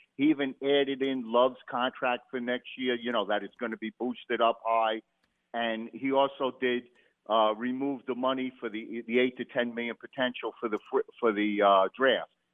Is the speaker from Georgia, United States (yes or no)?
no; Jersey City, New Jersey, United States; moved away; I'm originally from Jersey City.